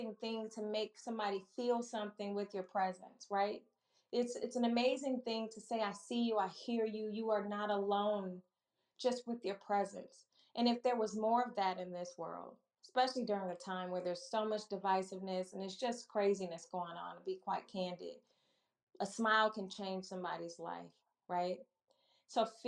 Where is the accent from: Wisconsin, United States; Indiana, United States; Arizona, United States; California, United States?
Wisconsin, United States; Milwaukee; also born or lived in Chicago; now in Maryland, United States; I'm a Midwest girl at heart, born and raised in Milwaukee